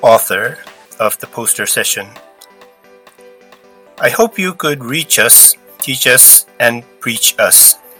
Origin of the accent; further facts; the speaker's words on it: Tokyo, Japan; I'm from Tokyo.